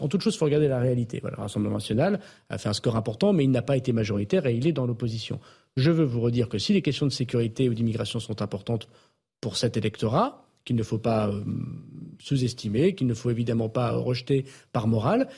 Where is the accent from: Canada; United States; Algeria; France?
France; the Nord, Hauts-de-France; comme on dit chez moi dans le Nord